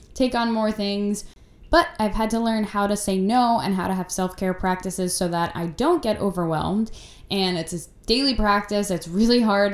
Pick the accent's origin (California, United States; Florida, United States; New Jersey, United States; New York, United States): New York, United States; I grew up in New York, where I still live now